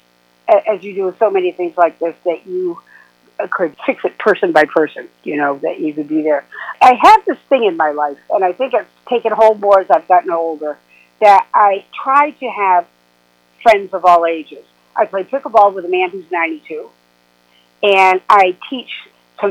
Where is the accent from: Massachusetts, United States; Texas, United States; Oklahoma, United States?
Massachusetts, United States; South Coast of; moved away; also born or lived in New York; I lived in New York for over 40 years, but I grew up here in South Coast of Massachusetts, and I moved back